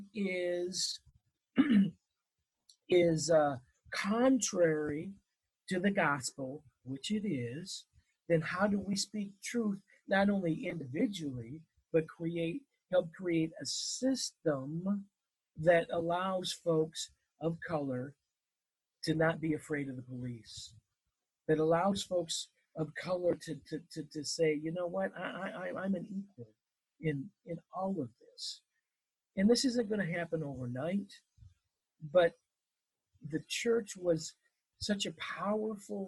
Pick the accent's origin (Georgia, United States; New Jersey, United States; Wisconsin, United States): Wisconsin, United States; I grew up in Wisconsin